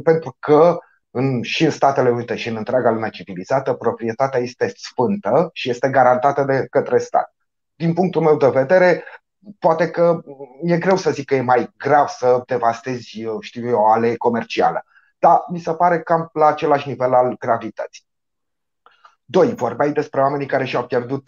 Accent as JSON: {"language": "Romanian", "country": "Romania", "said": "ca un român"}